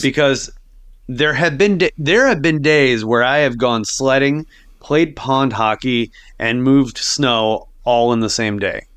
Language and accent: English; Sioux Falls, South Dakota, United States; I grew up in Sioux Falls